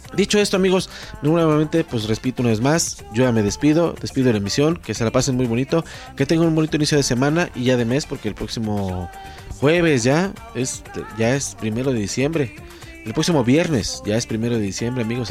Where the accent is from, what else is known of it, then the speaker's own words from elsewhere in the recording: Mexico; soy mexicano